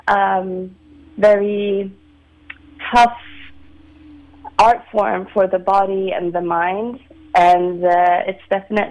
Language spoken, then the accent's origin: English; Sweden; also born or lived in London, United Kingdom / Vienna, Austria; now in San Francisco, United States; So I'm from Sweden. I grew up in Sweden